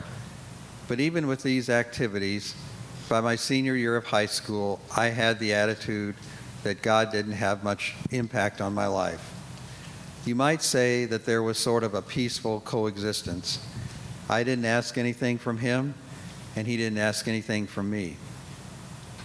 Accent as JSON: {"language": "English", "town": "Indianapolis", "region": "Indiana", "country": "United States", "tie": "born or raised there", "said": "I was born and raised in Indianapolis"}